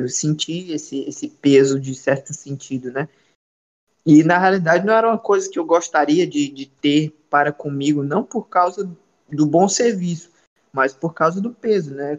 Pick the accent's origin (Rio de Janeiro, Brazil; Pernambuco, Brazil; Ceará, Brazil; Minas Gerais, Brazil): Ceará, Brazil; now in Belém, Brazil; sou natural do Ceará, certo? Sou cearense, não sou paraense